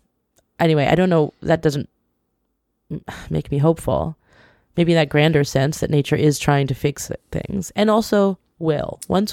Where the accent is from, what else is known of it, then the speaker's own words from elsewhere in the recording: British Columbia, Canada; growing up in British Columbia with a smattering of hippies around, I feel like I was raised with the notion that we are bad in the environment.